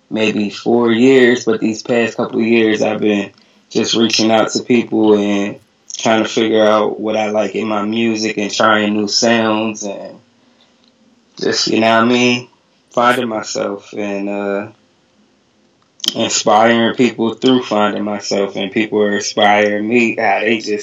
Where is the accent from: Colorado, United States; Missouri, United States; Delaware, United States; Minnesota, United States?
Delaware, United States; Wilmington; from Wilmington, Delaware, in the tri-state area, Philly, Jersey, Delaware.